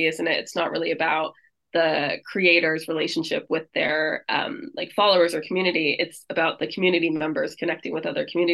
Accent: United States; moved away as an adult; now in London, United Kingdom; I'm American

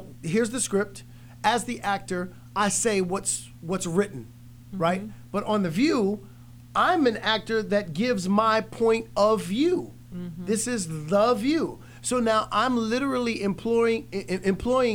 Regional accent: New York, United States; we grew up in New York.

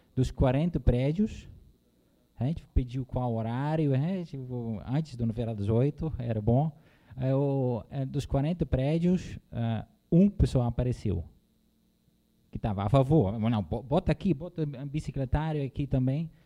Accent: Netherlands; Portuguese is a second language; moved away as an adult; now in Brazil; sou holandês, já moro há 12 anos aqui no Brasil

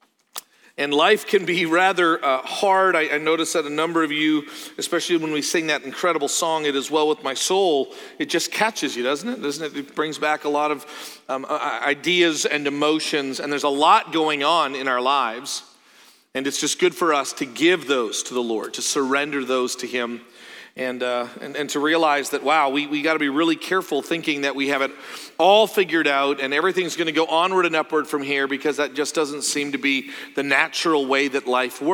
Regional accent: Canada; moved away; also born or lived in Joplin, Missouri; I'm from Canada

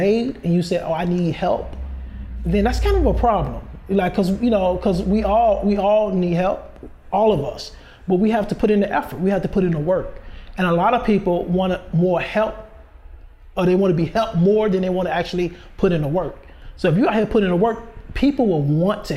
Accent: Chicago, Illinois, United States; I'm from Chicago, born and raised.

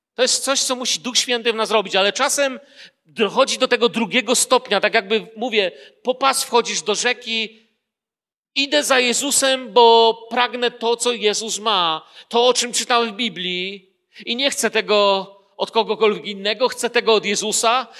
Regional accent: Poland; urodziłem się w Polsce

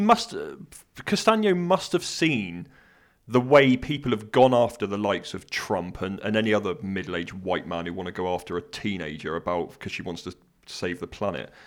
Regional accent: United Kingdom; I'm British

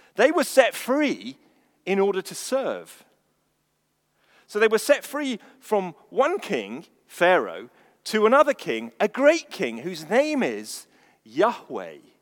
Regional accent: England, United Kingdom; I'm English.

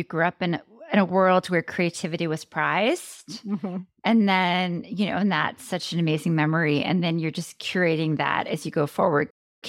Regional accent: Maine, United States; I'm from Maine.

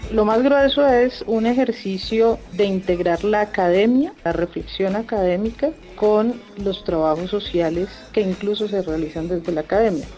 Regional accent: Colombia; como colombianos

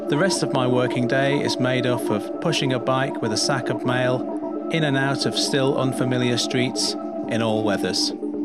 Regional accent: Belfast, Northern Ireland, United Kingdom; moved away; I don't have many friends or a girlfriend or a family around me because my family is in Belfast. I moved over from Belfast for the change and the work.

